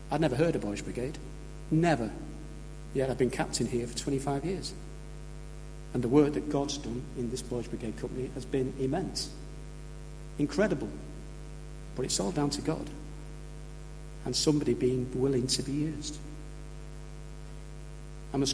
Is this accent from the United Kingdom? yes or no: yes; St Helens, North West England, United Kingdom; also born or lived in Birchwood; now in Warrington, United Kingdom; I moved to Warrington in the late 1970s. I came from St Helens